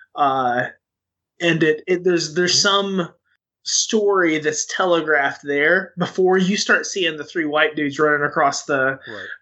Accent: Western Arkansas, United States; in Western Arkansas, where I grew up

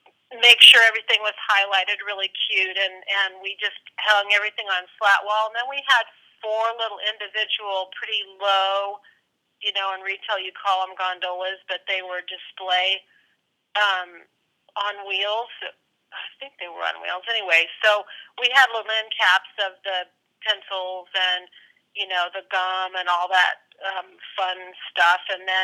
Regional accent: New York, United States; like, I'm from New York and, you know, I forget who was who

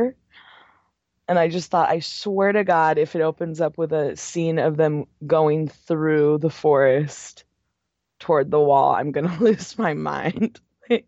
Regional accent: San Diego, California, United States; I'm from San Diego

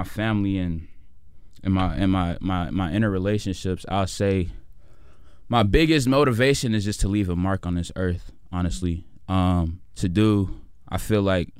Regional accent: Chicago, Illinois, United States; with Uptown though, I mean, I didn't have it as worse as some other kids did, but then again, it wasn't easy

